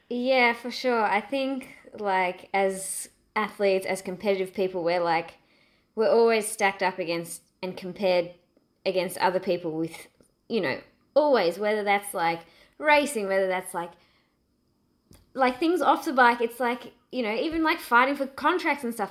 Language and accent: English; Australia; my being an Aussie